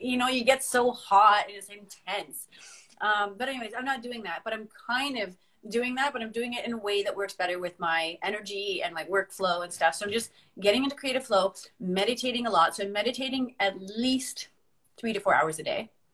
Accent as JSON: {"language": "English", "country": "Canada", "also_born_or_lived": "Northern Ireland", "moved": "yes", "said": "as a Canadian"}